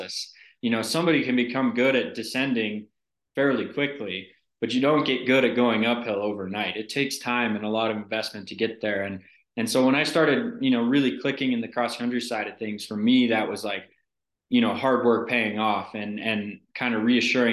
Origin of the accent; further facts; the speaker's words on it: Steamboat Springs, Colorado, United States; I grew up in Steamboat, Colorado